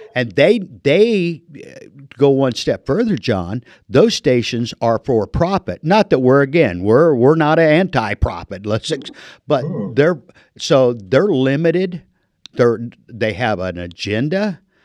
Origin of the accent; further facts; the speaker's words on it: Illinois, United States; moved away as an adult; now in Marana, United States; land of Lincoln guy. I've been in the desert for 30 years, but I was born in Illinois